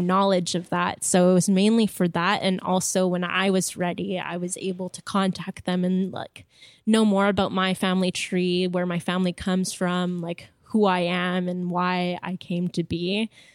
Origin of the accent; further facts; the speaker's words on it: Montreal, Quebec, Canada; first language French; English is a second language; my family comes from Wakeham Bay, but I was born and raised in Montreal